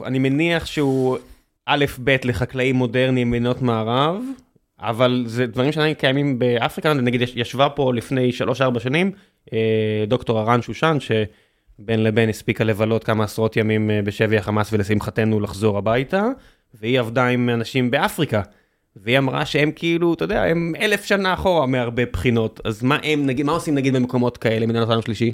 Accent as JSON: {"language": "Hebrew", "town": "Beersheba", "region": "Southern District", "country": "Israel", "tie": "born or raised there", "moved": "yes", "said": "כבאר שבעי, אני ב- לשעבר, אני תמיד, אתה יודע, כמי שנולד שם"}